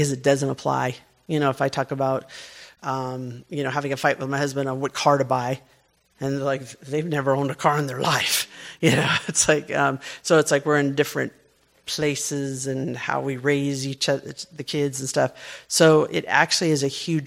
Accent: United States; I'm an American businesswoman

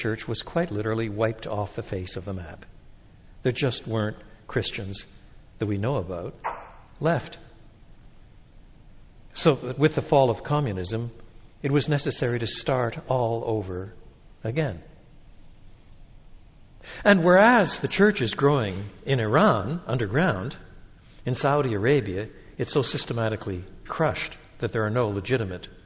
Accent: Quebec, Canada; moved away; I was brought up in French Canada.

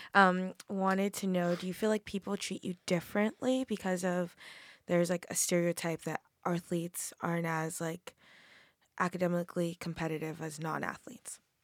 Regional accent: Massachusetts, United States; I'm from Massachusetts

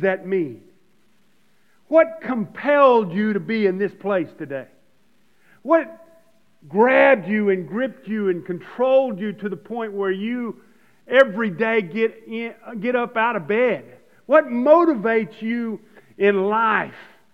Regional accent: United States; as American Christians

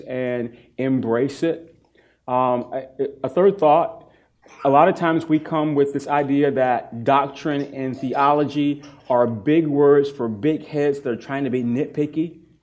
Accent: East Coast, United States; moved away; I'm from the East Coast

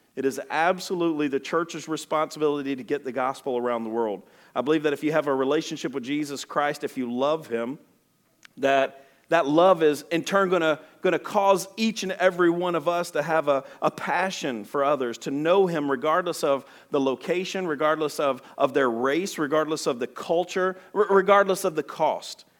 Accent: Alabama, United States; I'm from Alabama.

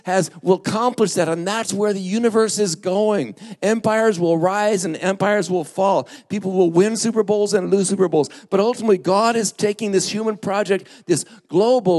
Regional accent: Lake Havasu City, Arizona, United States; moved away; where I grew up in Lake Havasu

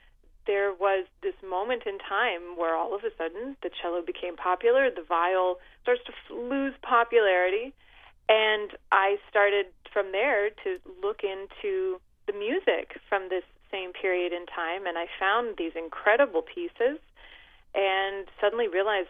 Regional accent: West Virginia, United States; I grew up in West Virginia

